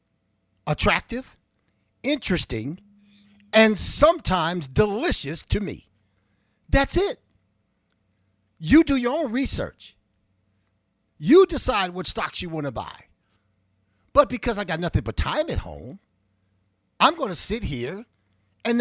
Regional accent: Cleveland, Ohio, United States; I grew up in the hood. I always say I was born in the hood, but the hood was not born in me. I grew up on 131st

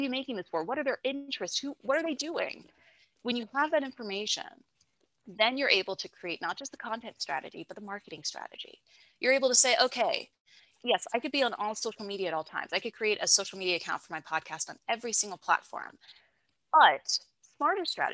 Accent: West Virginia, United States; moved away as an adult; now in Charlotte, United States; I'm originally from West Virginia

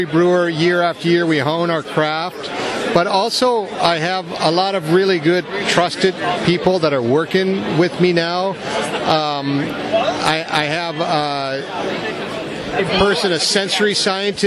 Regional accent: United States; I'm American.

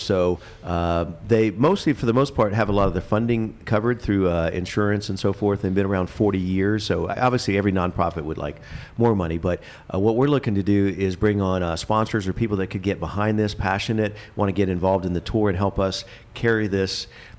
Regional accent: Leesburg, Florida, United States; also born or lived in Miami; But really grew up in Central Florida near Orlando, Leesburg, Lake County.

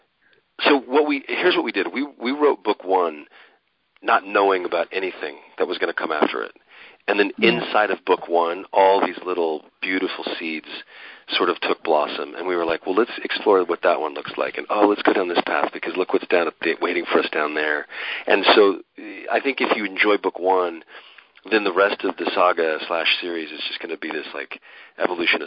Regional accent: Reno, Nevada, United States; my hometown, Reno, Nevada

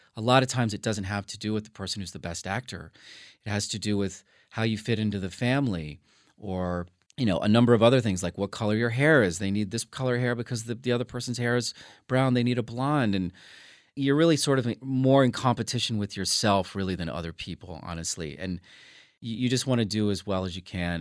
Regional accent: New Orleans, Louisiana, United States; moved away; being from Louisiana 'cause it just made it feel more real, and I feel like my accent, I, I, you know, I just had that in my blood

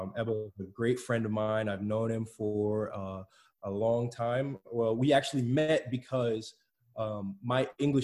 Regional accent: Clermont, Florida, United States; also born or lived in Chicago, Illinois; Moved to Claremont with my parents when I was about three in 2001. So I've been living in Claremont for about 18 years now

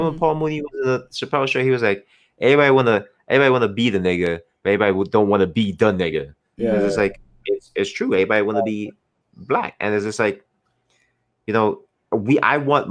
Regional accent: New York City, New York, United States; I grew up in Brooklyn and in Marcy Projects

